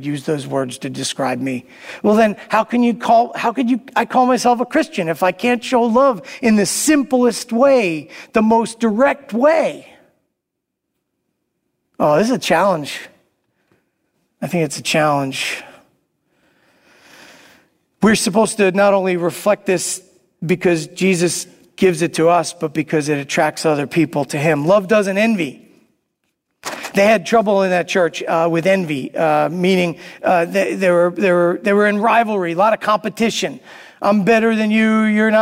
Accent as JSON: {"language": "English", "town": "New York City", "region": "New York", "country": "United States", "tie": "born or raised there", "said": "I grew up in Brooklyn"}